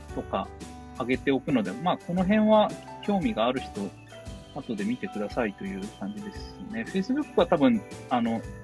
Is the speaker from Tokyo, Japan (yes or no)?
yes; Tokyo, Japan; moved away as an adult; also born or lived in Oita; now in Oda, Shimane, Japan; 1985年、大分生まれ東京育ちで